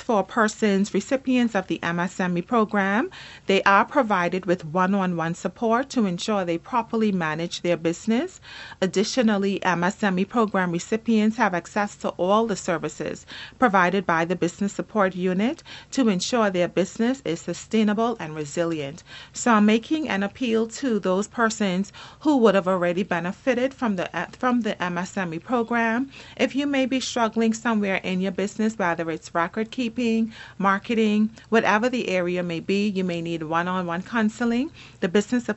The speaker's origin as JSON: {"language": "English", "country": "Turks & Caicos Islands", "said": "I'm from South Caicos."}